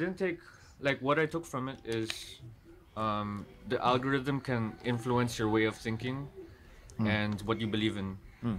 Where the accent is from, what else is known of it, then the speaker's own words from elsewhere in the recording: Dubai, United Arab Emirates; I've been here since I was 6 months old.